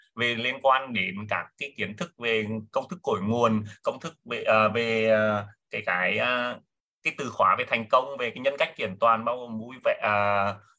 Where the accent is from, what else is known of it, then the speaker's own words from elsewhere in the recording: Nghệ An, Vietnam; em đến từ Nghệ An sinh năm 1983